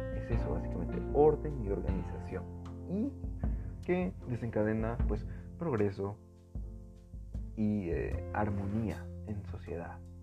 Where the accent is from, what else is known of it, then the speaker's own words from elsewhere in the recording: Peru; esta es la raza peruana. Todos somos peruanos.